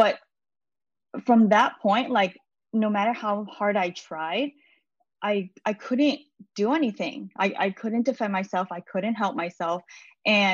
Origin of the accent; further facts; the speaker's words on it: New York City, New York, United States; I was born and raised in New York City. So I'm very much American